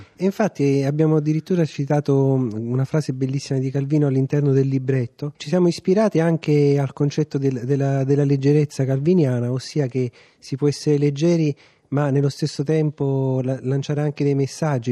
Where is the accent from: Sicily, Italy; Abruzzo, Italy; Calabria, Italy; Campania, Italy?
Campania, Italy; Caserta; io essendo casertano, quei 30 km fanno la differenza.